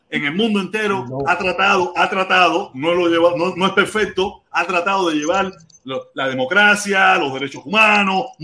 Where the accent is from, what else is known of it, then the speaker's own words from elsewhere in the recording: Cuba; moved away; nosotros que muchos de nosotros que hemos salido de Cuba y hoy en día somos anticastristas, eh, anticomunistas, salimos de Cuba sin que nos dieran un yiti